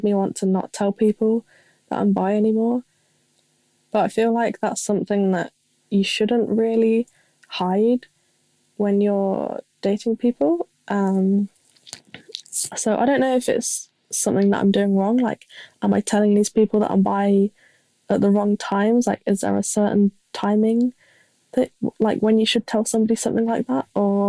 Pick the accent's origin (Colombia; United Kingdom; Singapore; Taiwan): United Kingdom; England; I'm 18 and I'm from England, if you can tell.